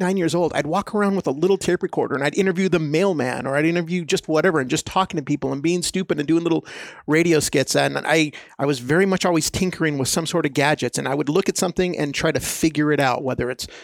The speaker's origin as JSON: {"language": "English", "town": "El Paso", "region": "Texas", "country": "United States", "tie": "born or raised there", "said": "I grew up in El Paso, Texas"}